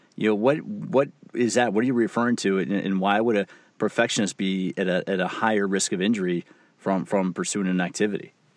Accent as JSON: {"language": "English", "country": "United States", "also_born_or_lived": "Washington D.C."}